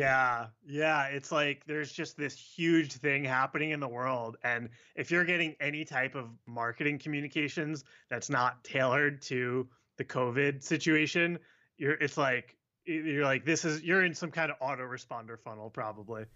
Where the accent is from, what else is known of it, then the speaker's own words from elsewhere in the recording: Long Island, New York, United States; I grew up on Long Island, about an hour outside the city.